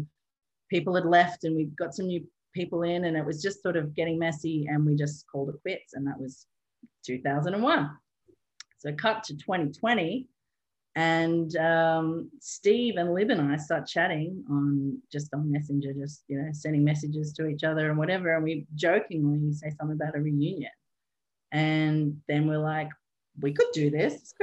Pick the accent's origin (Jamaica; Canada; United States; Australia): Australia; Newcastle, New South Wales; moved away as an adult; also born or lived in Edinburgh / Cork; I got back to Newcastle, my hometown